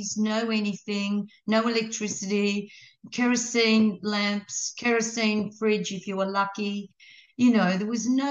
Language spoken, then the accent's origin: English; Guyra, New South Wales, Australia; moved away; In Gyra, up in the New England, and that's my hometown. That's where I was born